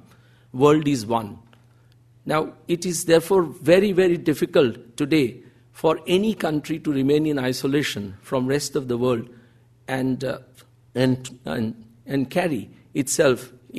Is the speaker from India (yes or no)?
yes; India; back home in India